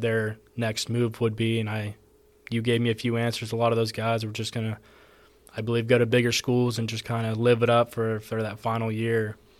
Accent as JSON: {"language": "English", "region": "Texas", "country": "United States", "moved": "as an adult", "lives_now": "Georgia, United States", "said": "I'm from Texas, over here in Georgia"}